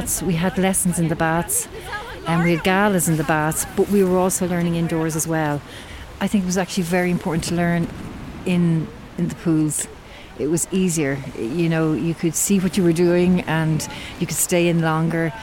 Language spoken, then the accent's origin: English; Dublin, Leinster, Ireland; now in Maynooth, Ireland; I am from Dublin. I was born in Dublin, and now I'm living in Maynooth in County Kildare